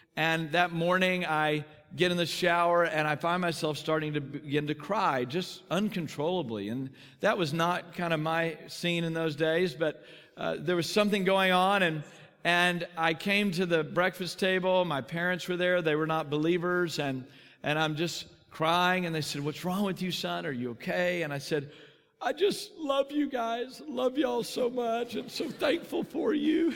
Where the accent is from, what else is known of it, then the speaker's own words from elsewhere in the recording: Texas, United States; I grew up in Texas